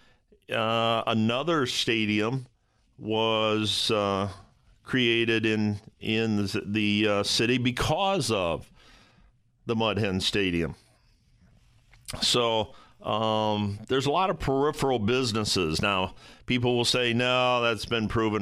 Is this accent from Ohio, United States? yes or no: yes; Toledo, Ohio, United States; My hometown of Toledo, Ohio